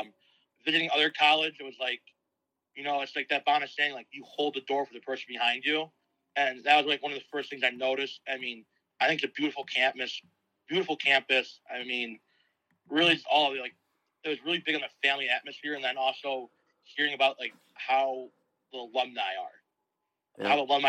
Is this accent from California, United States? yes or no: no; Kenmore, New York, United States; Yep, I'm from Kenmore.